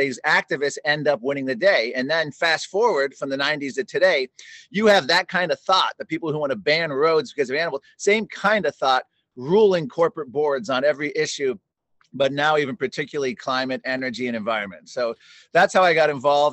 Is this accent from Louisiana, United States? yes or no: no; McLean, Virginia, United States; born or raised there; also born or lived in Washington, District of Columbia, United States